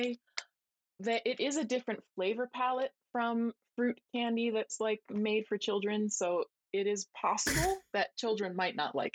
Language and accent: English; New Jersey, United States; moved away as an adult; now in Japan; I'm from New Jersey